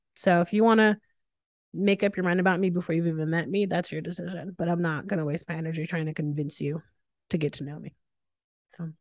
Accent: Northeast, United States; I'm from the Northeast.

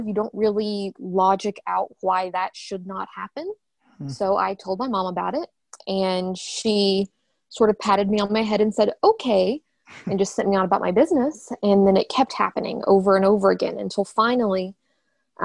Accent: Western Kentucky, United States; also born or lived in Ohio; I was born and raised in Western Kentucky. I grew up here

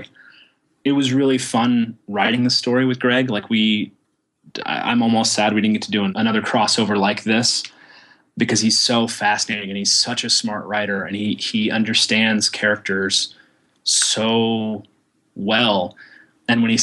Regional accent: Oklahoma, United States; I was raised in Oklahoma

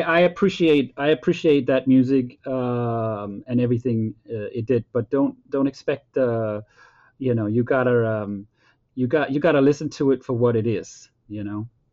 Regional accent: Denmark; moved away as an adult; also born or lived in Copenhagen, Denmark / Boston, United States; me growing up in Denmark

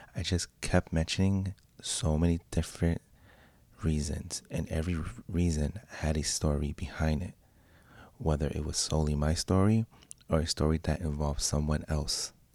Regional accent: Pennsylvania, United States; also born or lived in Puerto Rico; now in New York City, United States; I'm from Pennsylvania, but living in New York City

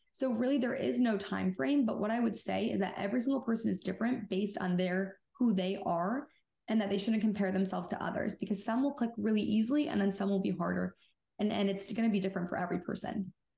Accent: Michigan, United States; I'm 26 and I'm from Michigan

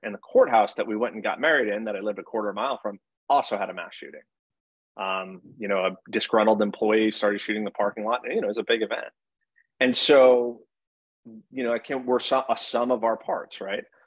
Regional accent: Monroe, Connecticut, United States; I'm from Connecticut. I I think more than any other one place, and I went to a middle school that was called Chalk Hill, and Chalk Hill was in a town called Monroe, Connecticut

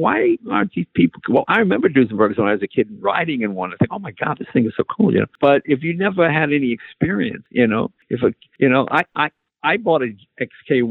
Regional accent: East Coast, United States; moved away; I'm from the East Coast

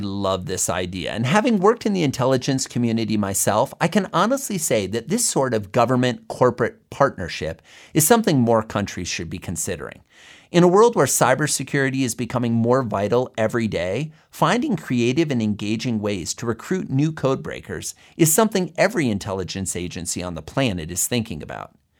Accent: Fort Dodge, Iowa, United States; my home state of Iowa, let alone my hometown of Fort Dodge

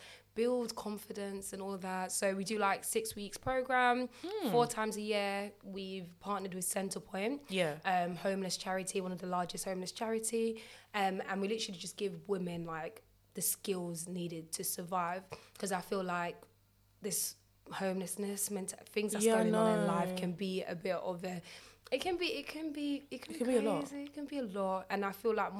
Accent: Jamaica; I'm Jamaican

